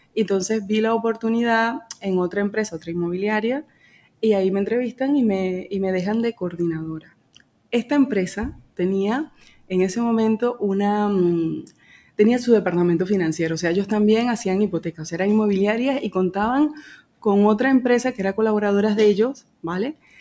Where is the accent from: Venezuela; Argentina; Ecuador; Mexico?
Venezuela; moved away as an adult; now in Calafell, Spain; En Venezuela yo tenía mi piso, o sea, apartamento